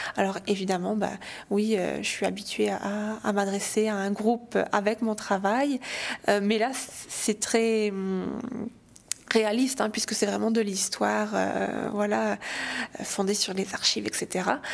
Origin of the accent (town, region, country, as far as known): St. Pierre & Miquelon